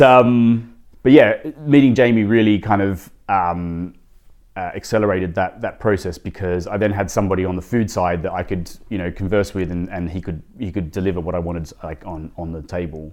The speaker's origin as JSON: {"language": "English", "town": "Sydney", "region": "New South Wales", "country": "Australia", "tie": "born or raised there", "moved": "as an adult", "lives_now": "London, United Kingdom", "said": "I, I grew up in Sydney"}